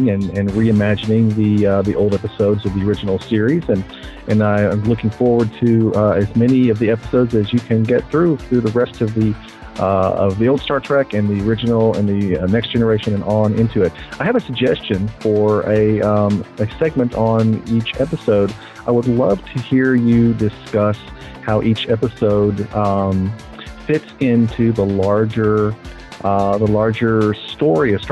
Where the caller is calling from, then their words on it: Knoxville, Tennessee, United States; I'm from Knoxville, Tennessee, and uh, you've got a great podcast